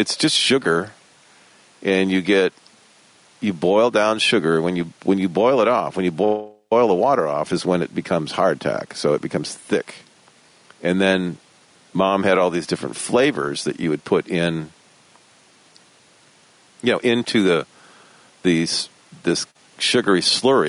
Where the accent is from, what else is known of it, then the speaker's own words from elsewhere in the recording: Michigan, United States; I grew up in Michigan in the Midwest